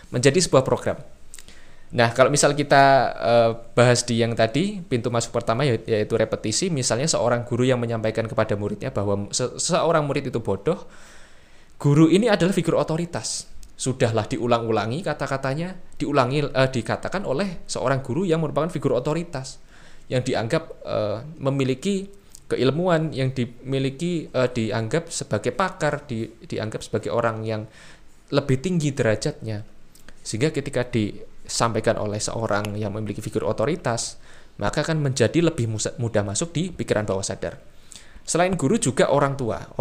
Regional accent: Semarang, Central Java, Indonesia; saya orang Semarang, tentu saja cara berperilaku saya, berpikir mungkin ya, berkebudayaan saya akan berbeda dengan orang Jakarta atau orang Surabaya.

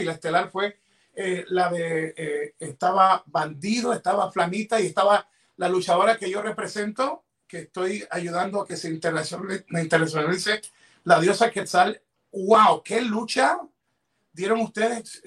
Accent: Ecuador; en mi país, en Ecuador

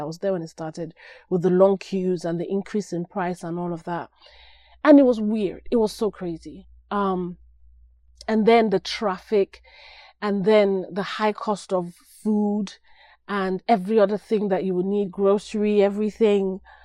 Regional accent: Nigeria; moved away; I'm Nigerian

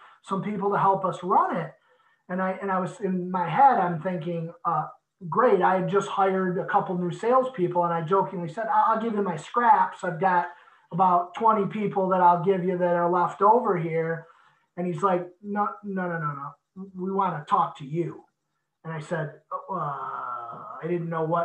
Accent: Michigan, United States; I grew up in Michigan, so it's home

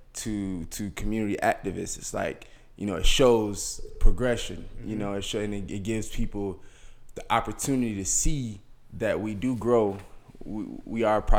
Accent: Columbia, South Carolina, United States; also born or lived in Hampton, South Carolina / Beaufort, South Carolina; I spent most of my life in Columbia. Graduated high school in Columbia

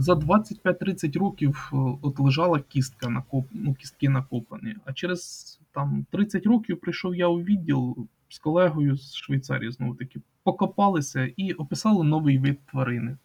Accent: Kaniv district, Cherkasy Oblast, Ukraine; моя рідна Черкаська область, е, Канівський район

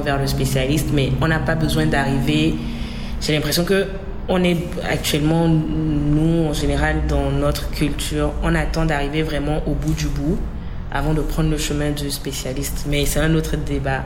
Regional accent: Togo; je suis togolaise

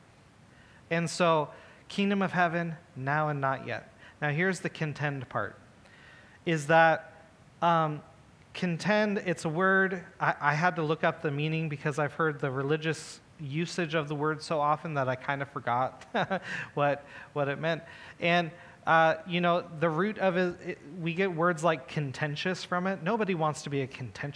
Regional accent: United States; I'm an American

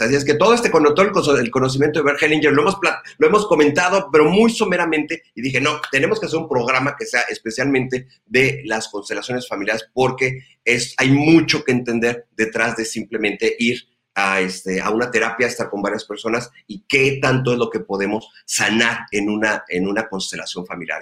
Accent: Ensenada, Baja California, Mexico; moved away; el haber regresado aquí a mi querida Ensenada, a mi, a mi ciudad natal.

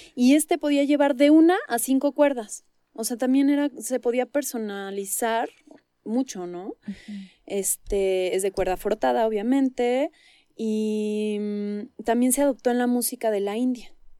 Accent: Mexico; me siento mucho más mexicana que árabe

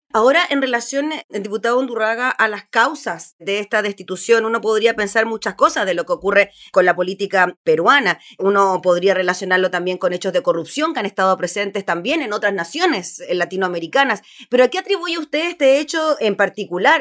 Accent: Chile; nosotros como chilenos

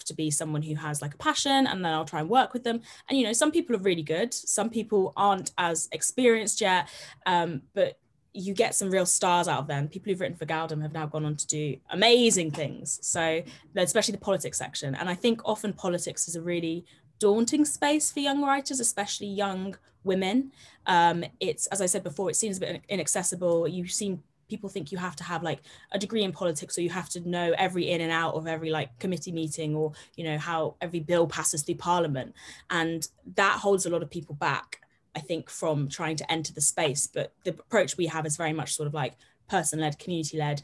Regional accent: Herefordshire, West Midlands, United Kingdom; I'm from the middle of the countryside. I'm from Herefordshire

